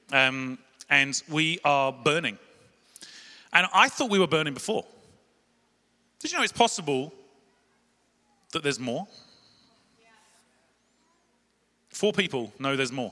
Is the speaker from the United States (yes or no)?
no; London, United Kingdom; I'm from South London. We talk quick